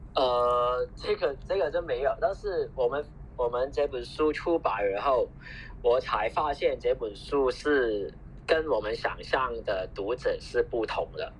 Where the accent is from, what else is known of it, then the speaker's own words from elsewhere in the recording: Hong Kong; 我们我们香港人觉得很奇怪